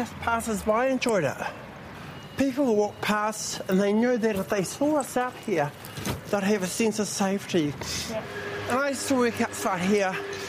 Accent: Taranaki, New Zealand; born there; I was born in Taranaki, like.

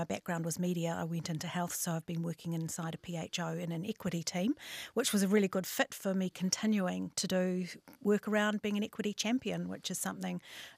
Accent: Northland, New Zealand; I'm from Hokianga, so whakarongorua te maunga, ko utukura te awa, ko pukitawa te marae, ko Hokianga te moana

